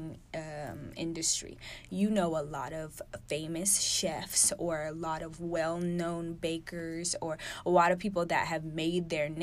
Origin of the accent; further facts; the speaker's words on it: Houston, Texas, United States; moved away as an adult; now in Atlanta, United States; I'm from Houston